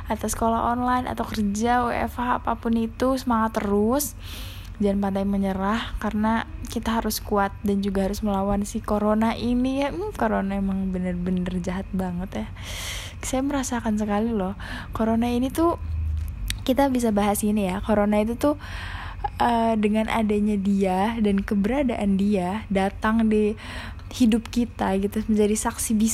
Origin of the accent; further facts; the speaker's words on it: Jakarta, Indonesia; karena gue juga orang Jakarta mungkin orang yang dari luar Jakarta kalau ngedengernya agak aneh ya